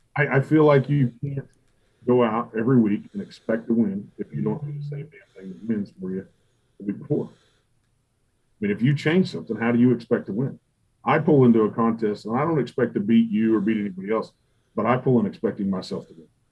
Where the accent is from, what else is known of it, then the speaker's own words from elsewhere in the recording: Dodge City, Kansas, United States; my hometown Dodge City